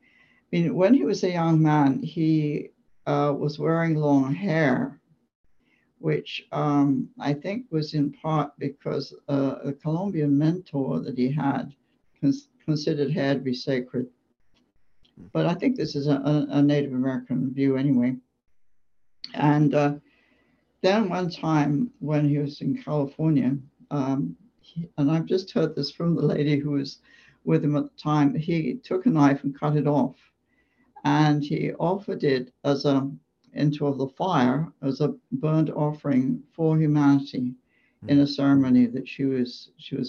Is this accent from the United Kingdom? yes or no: yes; England, United Kingdom; moved away as an adult; now in United States; I grew up in England.